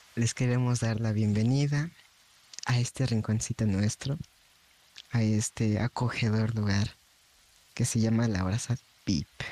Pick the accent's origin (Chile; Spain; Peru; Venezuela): Chile; nosotros venimos de Chile